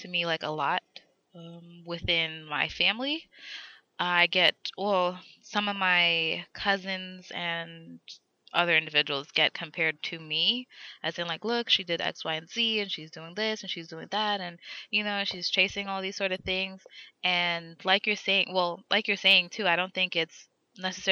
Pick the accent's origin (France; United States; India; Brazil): United States; New York City, New York; we come from Queens